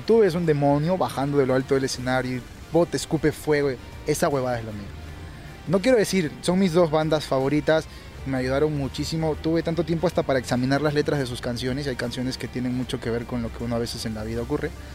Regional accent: Peru; Aquí en Perú ¿Qué estilo somos los peruanos?

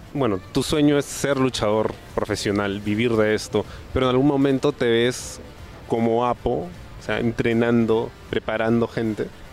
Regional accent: Peru; los luchadores peruanos somos

